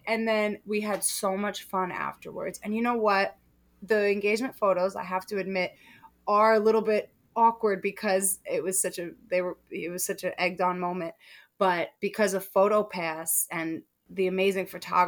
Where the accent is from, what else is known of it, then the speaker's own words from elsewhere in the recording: New York City, New York, United States; also born or lived in Westchester County, New York; I grew up in Queens, and I now live in Westchester County, New York